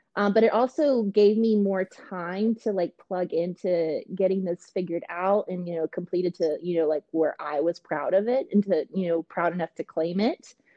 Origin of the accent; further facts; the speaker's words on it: Canada; moved away; I am Canadian.